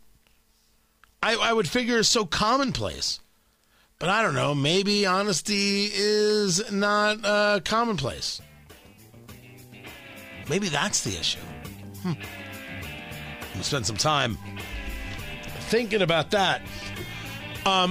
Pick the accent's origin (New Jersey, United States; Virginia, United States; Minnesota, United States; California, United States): New Jersey, United States; accent: New York; also born or lived in Brooklyn, New York; I was born in Brooklyn, but I really grew up in Jersey